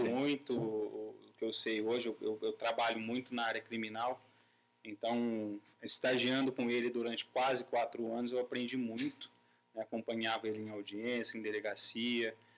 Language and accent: Portuguese; Pirangi, São Paulo, Brazil; moved away; vim da cidade de Pirangi, que lá eu vivia o dia inteiro para sítio